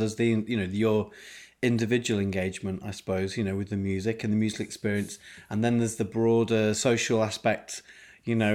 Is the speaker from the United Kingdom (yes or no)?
yes; Yorkshire and the Humber, United Kingdom; growing up in Yorkshire, playing the trombone in the brass band.